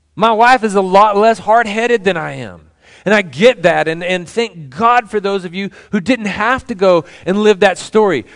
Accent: Temple, Texas, United States; moved away; when I was a child, I was growing up in Temple

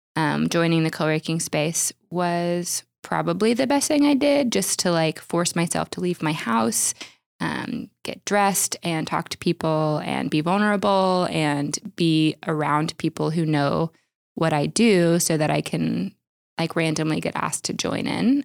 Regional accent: Oklahoma, United States; I grew up in Oklahoma

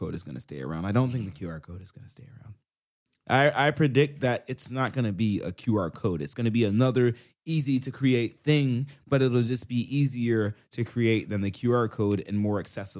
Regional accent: Southern United States, United States; I am from the South, yeah.

